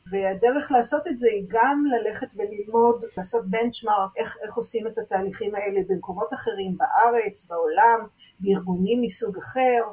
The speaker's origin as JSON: {"language": "Hebrew", "town": "Jerusalem", "region": "Jerusalem District", "country": "Israel", "tie": "born or raised there", "said": "אני גדלתי בבית שהאבא הוא נגר, והאימא תופרת, אני ירושלמית"}